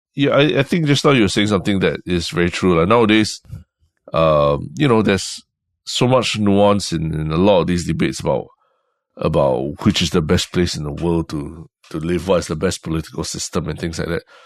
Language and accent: English; Singapore